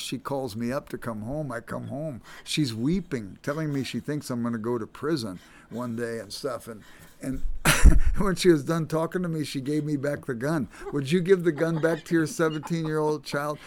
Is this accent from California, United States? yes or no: yes; Los Angeles, California, United States; I grew up in South Central Los Angeles.